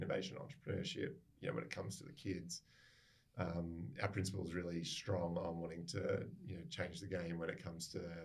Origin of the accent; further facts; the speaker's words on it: Adelaide, South Australia, Australia; moved away as an adult; also born or lived in Brisbane / Sydney; now in Perth, Australia; I'm from Adelaide originally